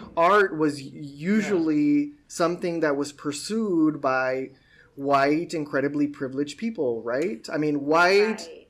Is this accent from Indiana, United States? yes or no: no; Sunland Park, New Mexico, United States; moved away as an adult; also born or lived in El Paso, Texas / Boston; I was born in El Paso, but Sunland Park is where I grew up, which is technically in New Mexico, but it's like 15 minutes away from El Paso